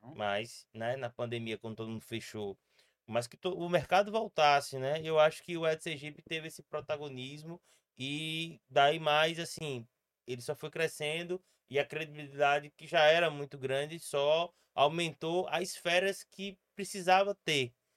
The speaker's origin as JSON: {"language": "Portuguese", "region": "Sergipe", "country": "Brazil", "said": "como sergipano"}